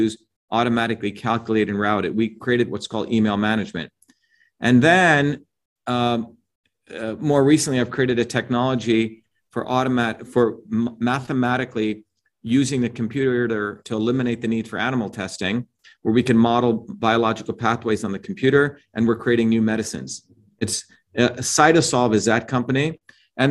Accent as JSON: {"language": "English", "country": "India", "tie": "born or raised there", "moved": "yes", "said": "I grew up in India"}